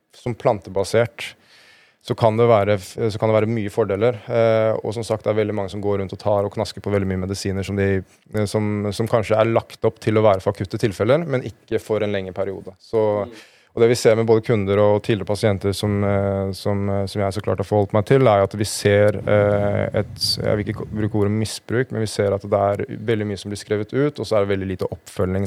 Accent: Norway; Jeg er fra Norge, jobber i Just Derfor

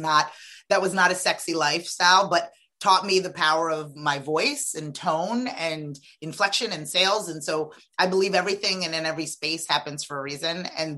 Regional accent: Freetown, Western Area, Sierra Leone; born there; I am an immigrant. I was born in Sierra Leone, West Africa, Freetown. Absolutely wonderful, aggressively magical West African family.

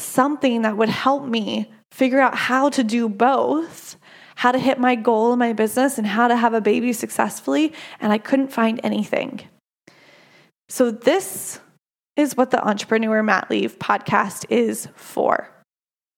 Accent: United States; I am an American

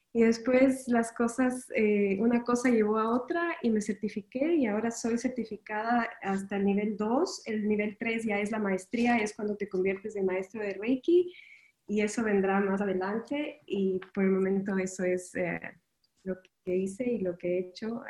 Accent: Ecuador; moved away as an adult; now in Miami, United States; me mudé de, Ecuador, yo soy ecuatoriana y me mudé a, Miami

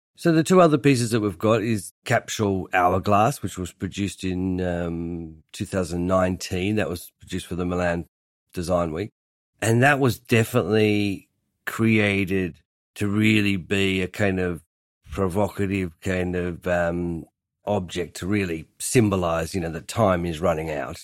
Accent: Hobart, Tasmania, Australia; now in London, United Kingdom; I grew up in Hobart, making furniture in my family shed

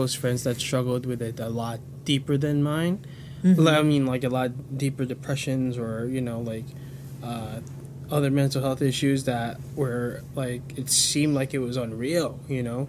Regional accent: United States; the first generation born and raised in America

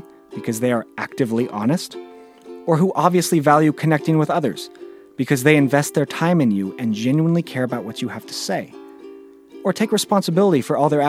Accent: Bay Area, California, United States; born or raised there

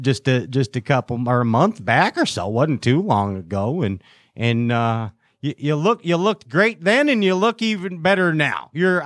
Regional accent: Chicago, Illinois, United States; We're from Chicago, Bill. We say holy cow a lot.

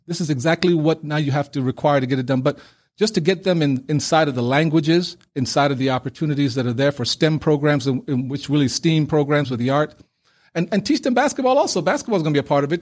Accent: New York City, New York, United States; also born or lived in Panama City, Panama; coming into Brooklyn, New York as an eight-year-old on a student visa

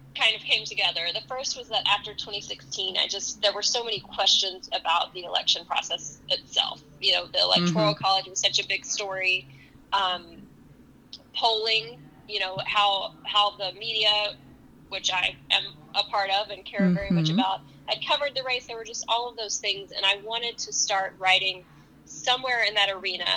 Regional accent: Texas, United States; now in New York, United States; as a Texan

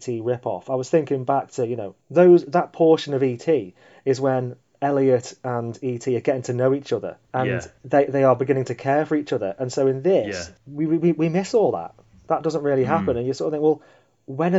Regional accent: United Kingdom; as a British child

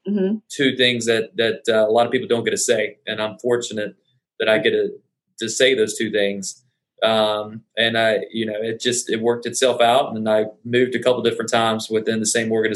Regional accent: Columbia, South Carolina, United States; moved away as an adult; now in Charleston, United States; I'm originally from Columbia, South Carolina. So just two hours down the road. And I moved here in 2013.

